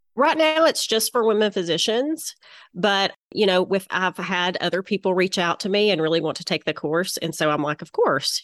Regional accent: Little Rock, Arkansas, United States; accent: southern; I'm located in Little Rock, Arkansas, which you can probably tell by my southern accent

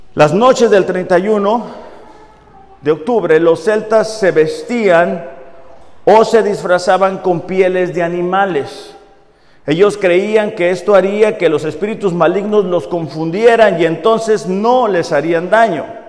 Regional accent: Mexicali, Baja California, Mexico; moved away as an adult; yo soy de Mexicali

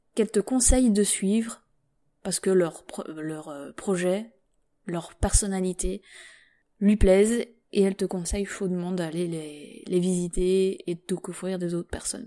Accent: Belgium; je suis belge

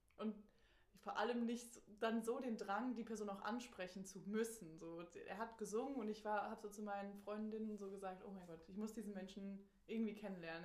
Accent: Germany; ich komme aus Deutschland

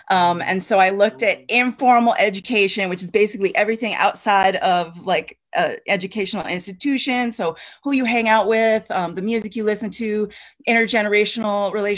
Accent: New York City, New York, United States; I was originally born and raised in New York City in like what the neighborhood that is called Duke Ellington Heights.

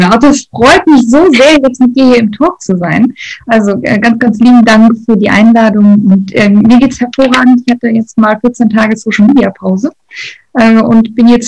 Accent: North Rhine-Westphalia, Germany; ich komme aus dem Ruhrgebiet, das äh, sage ich heute wirklich mit vollem Stolz und voller Überzeugung, das war aber nicht immer so.

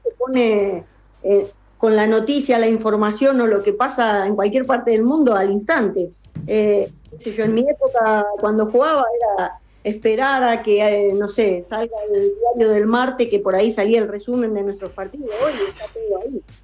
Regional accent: Corrientes, Argentina; soy correntina

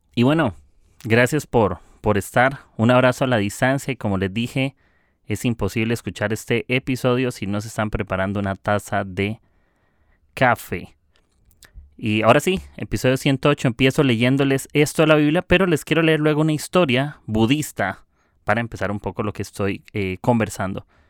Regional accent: Costa Rica; soy de Costa Rica

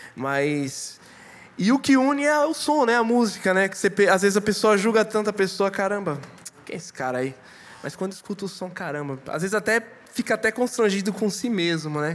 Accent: Pernambuco, Brazil; sou pernambucano.

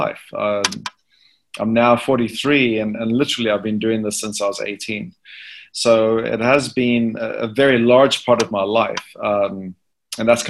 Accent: South Africa; I'm from South Africa, and my wife is from the UK

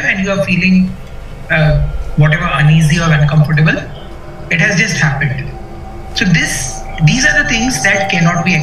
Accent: Karnataka, India; Uh, I told you I come from Karnataka, so I know that it happens. It happens very close to where I come from.

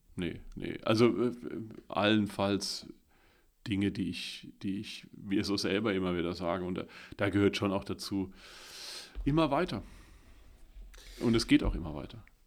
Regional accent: Billigheim-Ingenheim, Rhineland-Palatinate, Germany; born or raised there; also born or lived in Landau / Bad Bergzabern

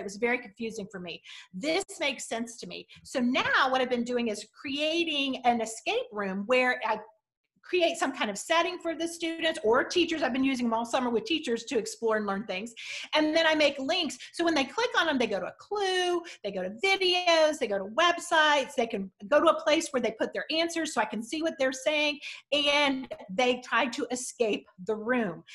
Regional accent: Southwest Missouri, United States; I'm from Southwest Missouri

